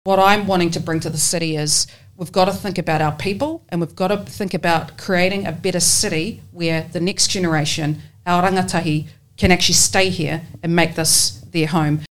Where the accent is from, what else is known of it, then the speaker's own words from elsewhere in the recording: Porirua, Wellington, New Zealand; also born or lived in Taranaki; now in Wellington, New Zealand; I grew up in Cannons Creek in Porirua and went to Cannons Creek Primary School there